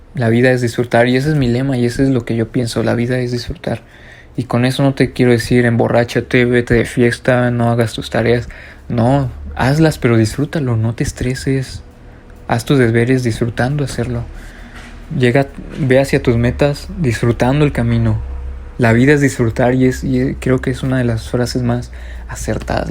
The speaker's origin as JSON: {"language": "Spanish", "country": "Mexico", "said": "aquí en mi país, México"}